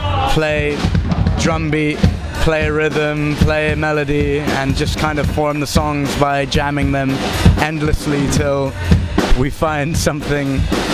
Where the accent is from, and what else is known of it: Bahrain; born or raised there; moved away